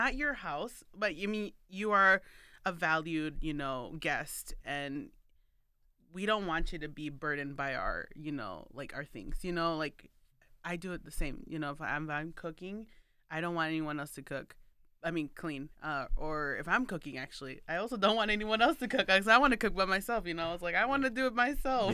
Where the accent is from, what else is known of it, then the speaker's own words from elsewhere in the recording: Chicago, Illinois, United States; growing up here in, like, in Chicago